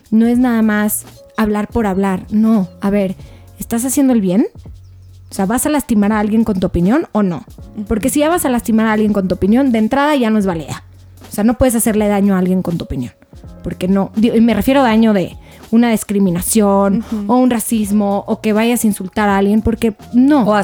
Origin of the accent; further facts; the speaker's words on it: Mexico; Soy mamá, soy hija, soy hermana, soy ciudadana, soy mexicana.